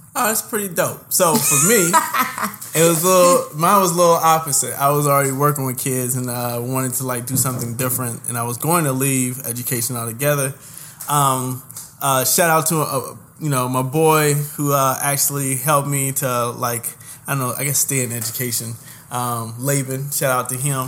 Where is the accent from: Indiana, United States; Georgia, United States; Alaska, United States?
Indiana, United States; Indianapolis; moved away as an adult; also born or lived in Houston, Texas; now in New York, United States; I'm originally born and raised in the Nappy Nap, better known as Nap Town, better known as Indianapolis